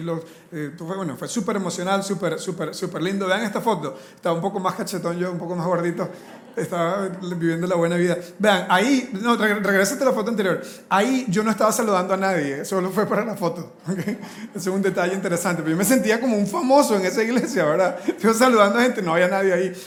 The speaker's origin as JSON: {"language": "Spanish", "country": "Costa Rica", "said": "Nosotros como latinos, aquí en Costa Rica"}